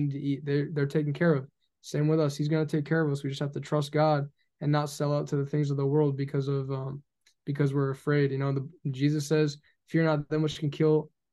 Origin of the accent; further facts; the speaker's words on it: United States; I'm an American